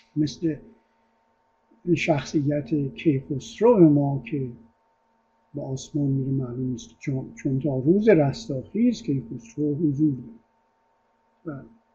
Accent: Iran; also born or lived in Italy; ما ایرونی ها

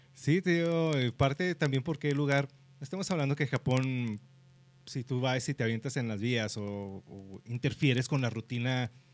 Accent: Mexico; siendo mexicanos

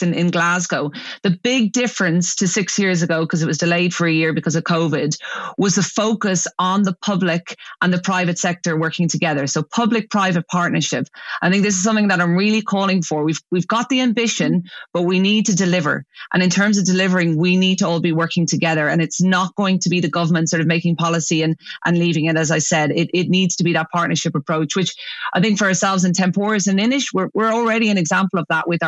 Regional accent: Ireland; moved away as an adult; also born or lived in United Kingdom; I came back to Ireland. You know, I was working in the UK for 10 years. Obviously, I'm Irish

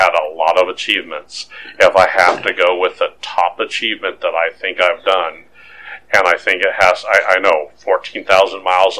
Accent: California, United States; I grew up in California.

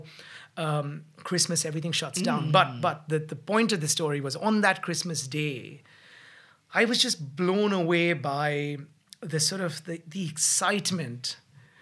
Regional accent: Mumbai, Maharashtra, India; now in United Kingdom; growing up in Bombay

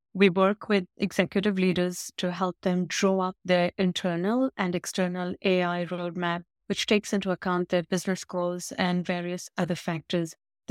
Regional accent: India; also born or lived in United Kingdom; I grew up in India and in the UK.

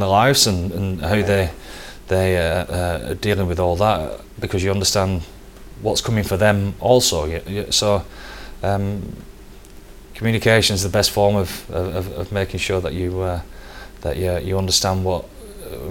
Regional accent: Wigan, North West England, United Kingdom; moved away as an adult; also born or lived in London; now in Dublin, Ireland; we're all from Wigan

